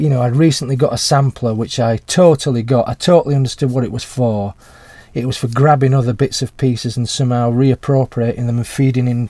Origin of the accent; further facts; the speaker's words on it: Huddersfield, Yorkshire and the Humber, United Kingdom; my hometown in Huddersfield